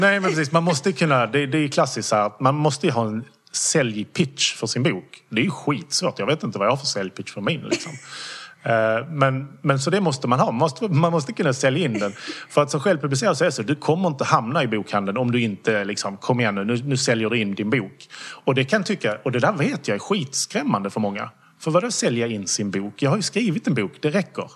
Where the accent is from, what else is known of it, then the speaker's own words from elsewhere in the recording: Skåne, Sweden; jag är skåning